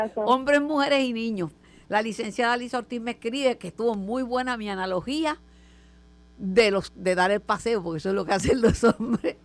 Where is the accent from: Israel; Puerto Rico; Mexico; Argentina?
Puerto Rico; Mayagüez; Yo soy de Mayagüez